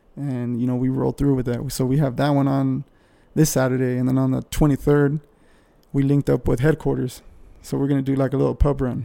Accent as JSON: {"language": "English", "town": "El Paso", "region": "Texas", "country": "United States", "tie": "born or raised there", "said": "I grew up in El Paso."}